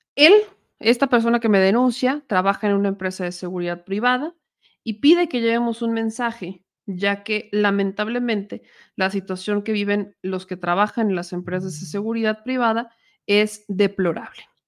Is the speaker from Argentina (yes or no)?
no; Puebla, Mexico; los poblanos son, somos, porque soy poblana